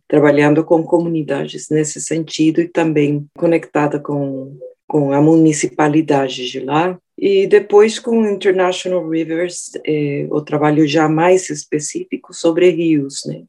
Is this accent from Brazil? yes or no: no; Colombia; moved away; eu nasci na Colômbia, perto do Rio Magdalena